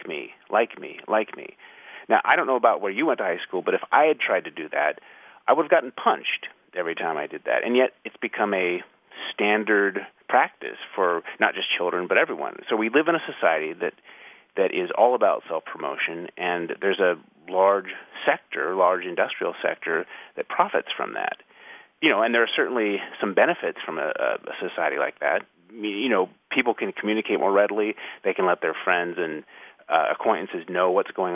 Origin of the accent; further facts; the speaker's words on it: United States; I'm an American author